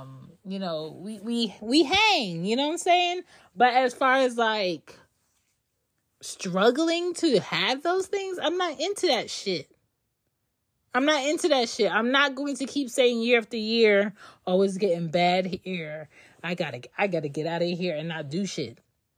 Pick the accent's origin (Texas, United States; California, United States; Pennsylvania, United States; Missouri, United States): Pennsylvania, United States; Philadelphia; I'm from Philly, but I don't have Philly characteristics.